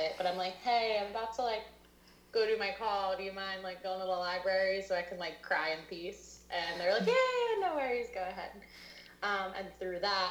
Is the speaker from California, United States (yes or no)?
no; Lafayette Hill, Pennsylvania, United States; also born or lived in Thailand; I'm from Lafayette Hill. So I'm from around Conshohocken area. I grew up here.